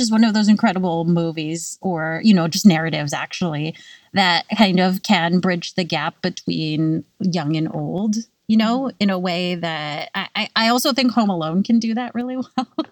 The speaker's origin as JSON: {"language": "English", "region": "California", "country": "United States", "tie": "born or raised there", "moved": "yes", "lives_now": "New York, United States", "said": "I grew up in California"}